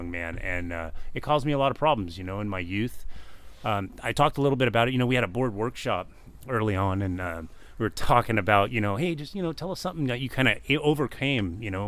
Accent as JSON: {"language": "English", "town": "Garden Grove", "region": "California", "country": "United States", "tie": "born or raised there", "also_born_or_lived": "Long Beach, California / Orange, California", "said": "Born and raised in Garden Grove."}